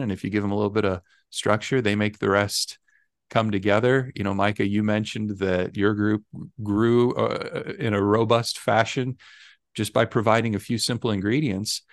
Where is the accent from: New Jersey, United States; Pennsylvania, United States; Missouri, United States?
Missouri, United States; I was born and raised in Missouri